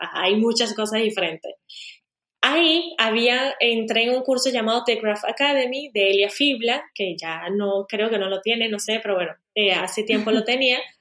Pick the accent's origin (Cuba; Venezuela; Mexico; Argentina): Venezuela; moved away as an adult; also born or lived in Spain; now in Portugal; yo realmente nací y crecí en Venezuela